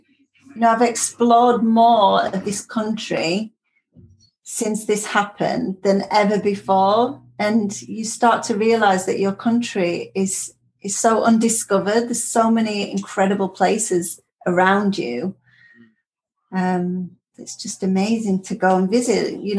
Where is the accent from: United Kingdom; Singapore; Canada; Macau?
Singapore; born there; I was born in Singapore.